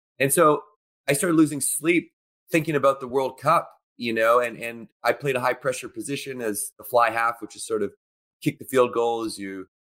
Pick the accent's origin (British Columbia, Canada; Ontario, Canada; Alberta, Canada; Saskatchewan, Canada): British Columbia, Canada; Victoria; when I was going to school in Victoria, BC, where I grew up in Canada